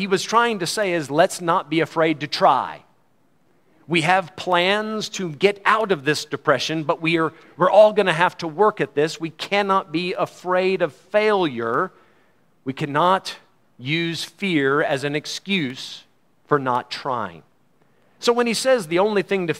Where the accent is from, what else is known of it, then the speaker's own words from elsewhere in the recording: United States; As an American